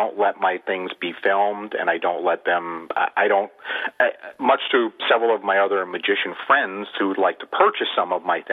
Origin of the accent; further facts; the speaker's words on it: Westchester County, New York, United States; also born or lived in Haverhill, Massachusetts; now in Massachusetts, United States; I grew up in Westchester County in New York, and then I moved to upstate New York, and then my first move-in apartment was in Haverhill